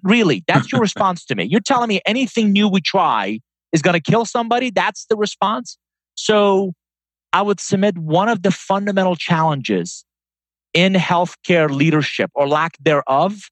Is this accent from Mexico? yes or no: no; Iran; English is a second language; also born or lived in Atlanta; now in United States; I'm a first-generation immigrant. I was born in Iran. Came to the U.S. in 1981, Tom, with a suitcase, $100, didn't know anybody, and didn't speak a word of English